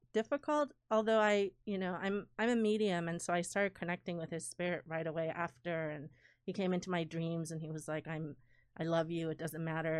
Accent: Iran; moved away; I was born in Iran, um, in nineteen seventy-seven

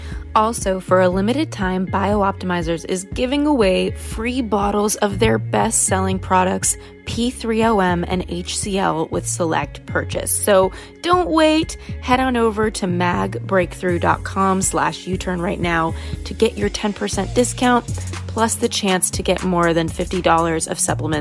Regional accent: Los Angeles, California, United States; kind of growing up in Los Angeles and influencer land with so many people who are focused on wellness

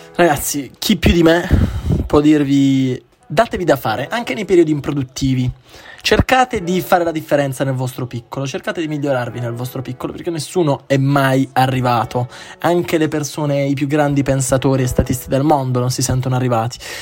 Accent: Milan, Lombardy, Italy; io vengo da Milano

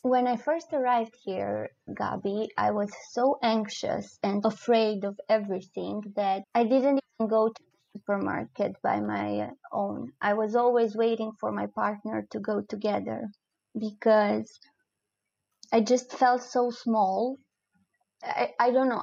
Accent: Romania; English is a second language; moved away as an adult; also born or lived in Cluj-Napoca, Romania; now in Breda, Netherlands; I didn't want to leave Romania. It has never crossed my mind that I will uh, leave uh, my home country

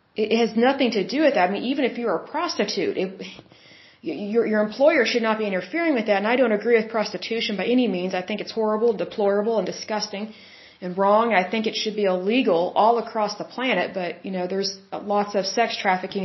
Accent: Oklahoma, United States; I'm from Oklahoma.

